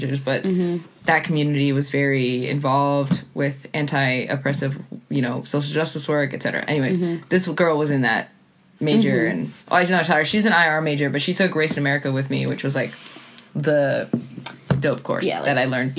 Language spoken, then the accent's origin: English; Providence, Rhode Island, United States; now in Madrid, Spain; I'm from Providence.